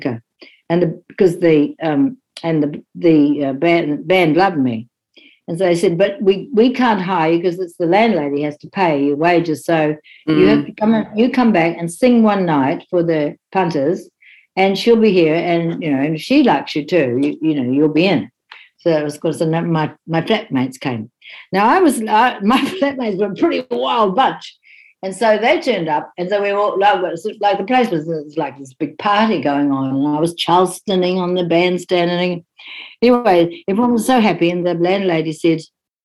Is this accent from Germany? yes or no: no; New Zealand; moved away as an adult; also born or lived in London; I was the only New Zealander for miles around. They used to call me …